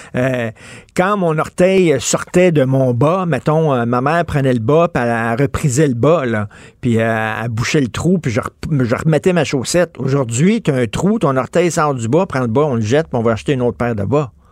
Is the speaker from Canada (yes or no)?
yes; Montreal, Quebec, Canada; j'ai grandi à Verdun